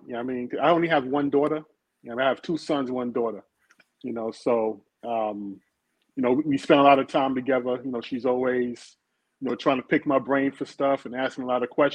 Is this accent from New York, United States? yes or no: yes; New York City, New York, United States; born and raised in Brooklyn, New York, in the Brownsville section